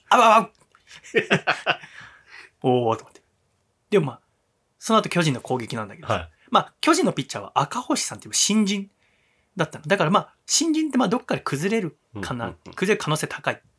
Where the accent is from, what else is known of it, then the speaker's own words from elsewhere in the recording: Yokohama, Kanagawa, Japan; 私は横浜の出身ですので、はい、DNA ベイスターズが好きです。